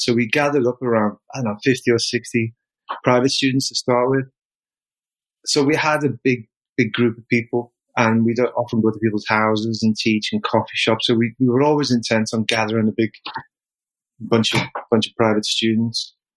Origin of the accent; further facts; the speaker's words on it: Liverpool, North West England, United Kingdom; moved away as an adult; now in Japan; I came from Liverpool. Um, I was penniless in Liverpool, couldn't get a job